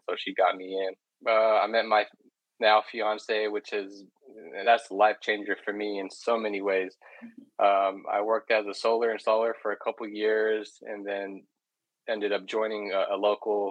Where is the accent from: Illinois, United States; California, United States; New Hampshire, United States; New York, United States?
California, United States; Redwood City; I grew up in Redwood City, which is it's in the San Francisco Bay Area